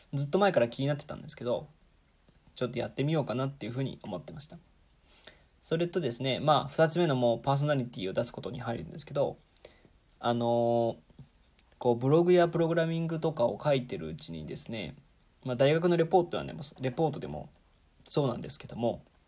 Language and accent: Japanese; Nagoya, Aichi, Japan; moved away; 僕は愛知県の名古屋市出身